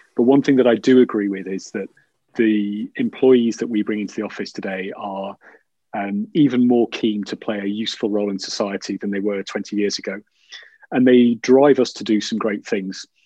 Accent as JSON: {"language": "English", "region": "Yorkshire and the Humber", "country": "United Kingdom", "said": "I'm from Yorkshire"}